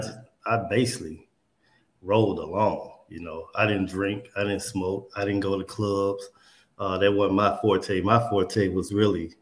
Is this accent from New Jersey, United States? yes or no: no; Coldwater, Mississippi, United States; moved away as an adult; growing up in Coldwater, man, especially my mom, my grandma, my auntie, just the values